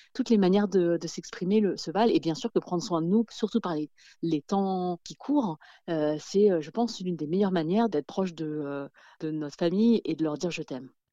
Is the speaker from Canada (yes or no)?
no; France; je suis née en France